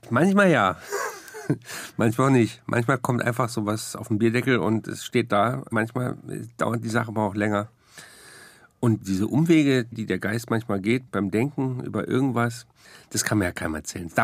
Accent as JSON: {"language": "German", "region": "West Germany", "country": "Germany", "said": "Das meine Geschichte ist, ich bin in den Osten gegangen als Wessi und da lebe ich jetzt."}